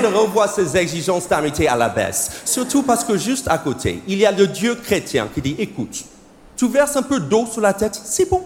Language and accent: French; United States; accent: American; French is a second language; moved away; C'est mon vrai accent, c'est parce que je suis américain